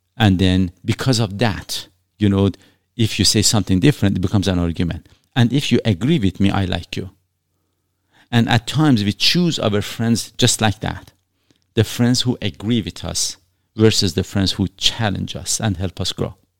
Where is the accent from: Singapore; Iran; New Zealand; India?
Iran; now in Canada; I was born in Iran